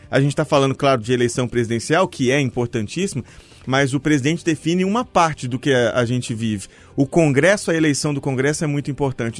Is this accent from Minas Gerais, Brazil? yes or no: yes; Mariana, Minas Gerais, Brazil; now in Belo Horizonte, Brazil; eu sou de Mariana